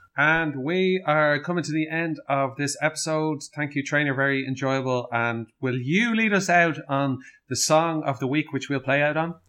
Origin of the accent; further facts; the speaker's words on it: Dublin, Leinster, Ireland; we're from Dublin, we want to stay in Dublin